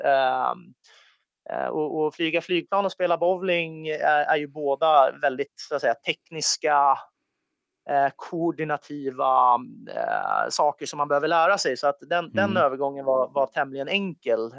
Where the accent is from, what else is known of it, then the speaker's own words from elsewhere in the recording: Sweden; also born or lived in United States; som svensk